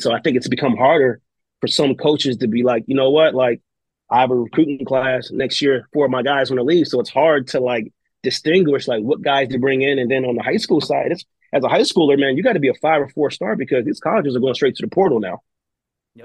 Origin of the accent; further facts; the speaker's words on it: Maryland, United States; I'm from Maryland.